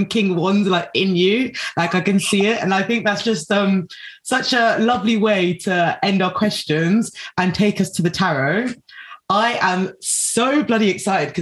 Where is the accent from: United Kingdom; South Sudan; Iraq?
South Sudan; I'm from South Sudan